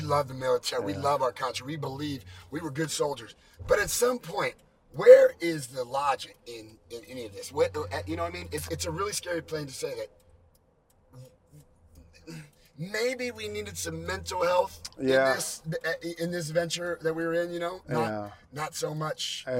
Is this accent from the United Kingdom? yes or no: no; California, United States; Being at Fort Lewis in wintertime from California, it's raining